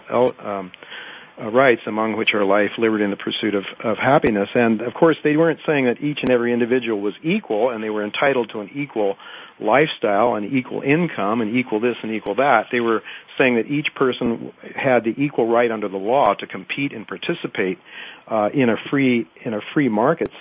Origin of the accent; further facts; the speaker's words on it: United States; as an American